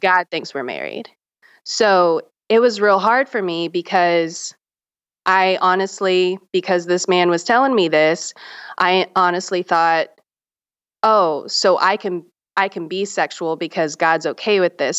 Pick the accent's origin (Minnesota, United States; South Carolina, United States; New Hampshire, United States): South Carolina, United States; Charleston; also born or lived in Myrtle Beach, South Carolina; I grew up in the South. I grew up in Charleston, South Carolina, and Myrtle Beach, South Carolina.